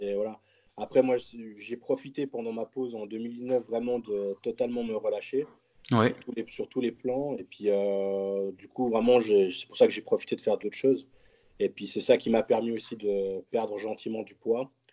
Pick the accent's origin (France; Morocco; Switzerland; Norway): Switzerland